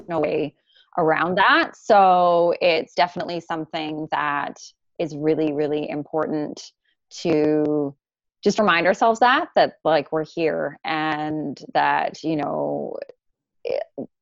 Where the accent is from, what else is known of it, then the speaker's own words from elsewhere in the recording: Canada; being Canadian, like I have like a disconnection, like this is, I'm born here